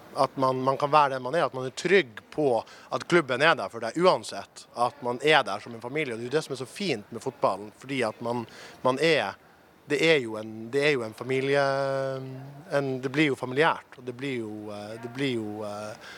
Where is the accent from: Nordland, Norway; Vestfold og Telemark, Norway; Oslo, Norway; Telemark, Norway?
Nordland, Norway; Narvik; Jeg er fra Narvik